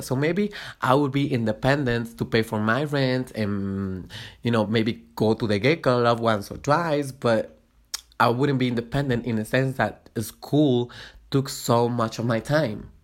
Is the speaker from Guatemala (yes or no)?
yes; Guatemala; moved away as an adult; now in Mexico City, Mexico; I was born and raised in Guatemala. I moved here to Mexico about four and a half years ago when I was, uh, uh, nineteen